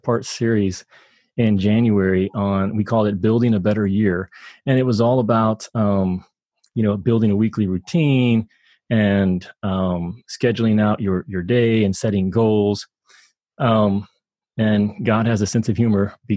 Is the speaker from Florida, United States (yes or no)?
no; Kentucky, United States; moved away as an adult; I was born in Kentucky and spent a lot of my childhood there